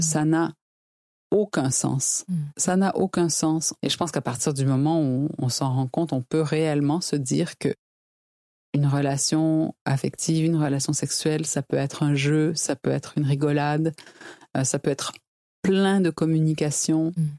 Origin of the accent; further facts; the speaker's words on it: Quebec, Canada; je suis québécoise